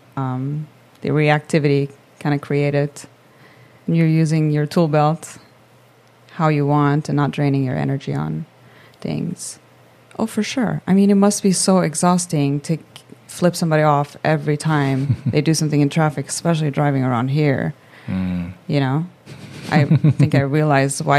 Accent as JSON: {"language": "English", "town": "Malmö", "region": "Skåne", "country": "Sweden", "tie": "born or raised there", "second_language": "English", "moved": "as an adult", "lives_now": "San Diego, United States", "said": "I was born and raised in Malmö"}